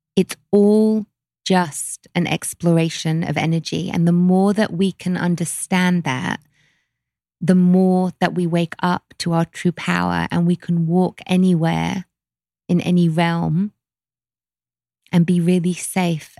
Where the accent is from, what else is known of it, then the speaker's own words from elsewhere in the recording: London, United Kingdom; growing up in London